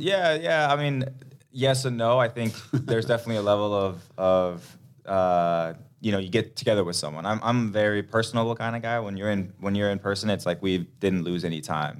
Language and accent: English; Denmark; now in Minnesota, United States; I grew up in Denmark, so it's cold weather there too